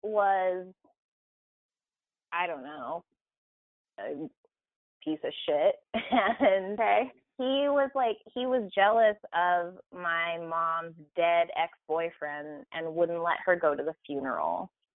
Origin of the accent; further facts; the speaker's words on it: Arkansas, United States; born there; because the county that we're from in Arkansas, I was born in Arkansas, by the way